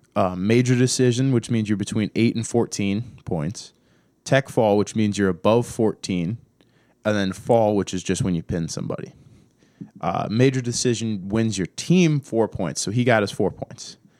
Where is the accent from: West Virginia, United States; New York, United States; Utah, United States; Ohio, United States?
Ohio, United States; Cleveland; moved away; I'm from Cleveland